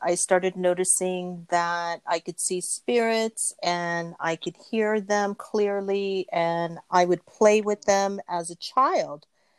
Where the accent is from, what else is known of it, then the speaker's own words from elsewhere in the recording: Philippines; I was born in the Philippines. My father's military. So we were raised in the Philippines for most of the time while this is happening to me.